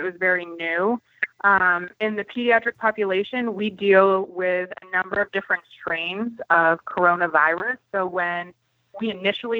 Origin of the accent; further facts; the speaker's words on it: Maine, United States; moved away as an adult; now in Nashville, United States; I'm originally from Maine. I'm a nurse. I have been a nurse for 4 years now. I did 2 years of nursing in Maine, lived there my entire life